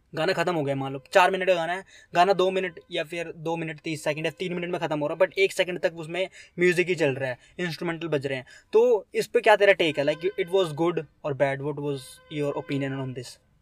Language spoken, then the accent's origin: Hindi; India; मैं तो पहाड़ों से हूँ